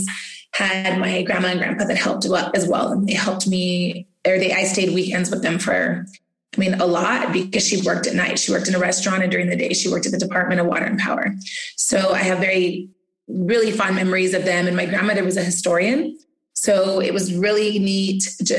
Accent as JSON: {"language": "English", "town": "South Pasadena", "region": "California", "country": "United States", "tie": "born or raised there", "said": "I grew up actually in South Pasadena"}